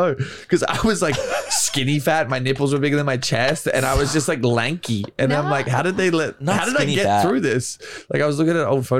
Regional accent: Australia; moved away as an adult; now in Los Angeles, United States; I'm actually from Australia.

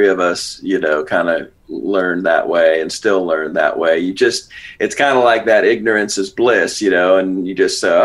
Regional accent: San Francisco, California, United States; I grew up around San Francisco.

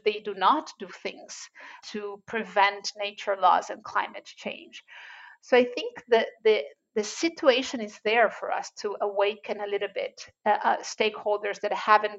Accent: Brazil; moved away; I'm original from Brazil

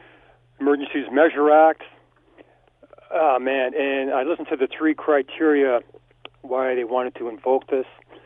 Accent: Canada; as a Canadian

